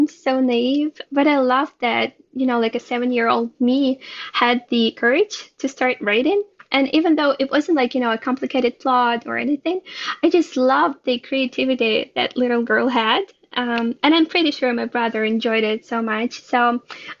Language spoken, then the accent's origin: English; Ukraine; moved away as an adult; now in Israel; I was born and raised in Ukraine. And I moved to Israel about 4 years ago